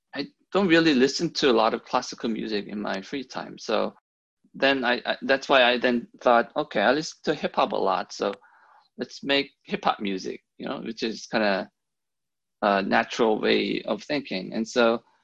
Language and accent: English; Germany; moved away as an adult; also born or lived in South Korea; now in Seattle, United States; I'm originally from South Korea. Um, I was born there. And then um, I ended up growing up in, in Germany in the 90s when my, my father um, got a job there.